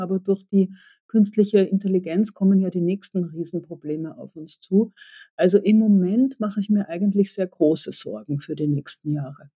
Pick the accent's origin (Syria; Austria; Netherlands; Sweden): Austria; mir als Österreicherin